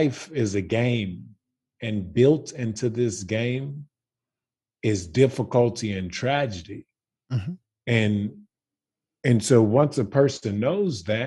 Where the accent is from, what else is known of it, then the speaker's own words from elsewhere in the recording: Baton Rouge, Louisiana, United States; I am from Baton Rouge, Louisiana